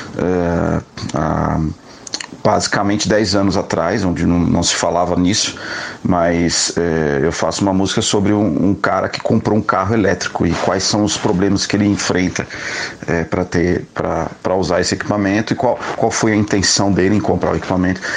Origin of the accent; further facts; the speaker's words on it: Brazil; como eu sou é, é, brasileiro, né, eu componho em, em, português